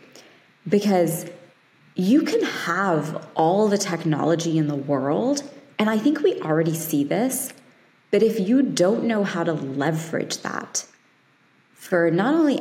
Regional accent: London, United Kingdom; I was born in London

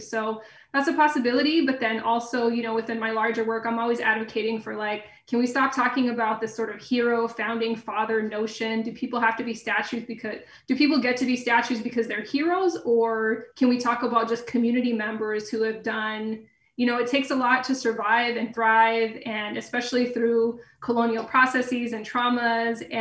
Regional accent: Grants, New Mexico, United States; I knew that, you know, I lived in a former uranium mining boomtown. I knew that where I lived, just outside of uh, Grants

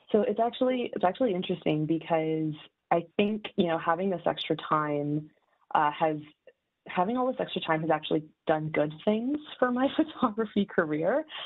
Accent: Mississauga, Ontario, Canada; now in Toronto, Canada; I live in Toronto, uh, but I'm from Mississauga

